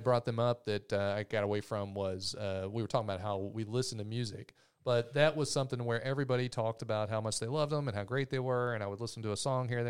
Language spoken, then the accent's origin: English; Louisville, Kentucky, United States; That's where I grew up in Louisville. Mom still lives there.